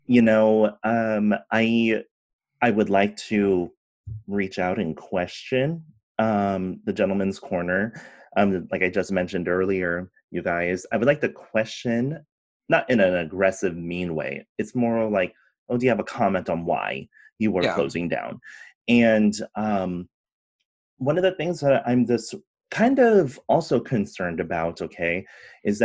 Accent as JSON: {"language": "English", "region": "California", "country": "United States", "tie": "born or raised there", "also_born_or_lived": "San Francisco", "said": "growing up in California"}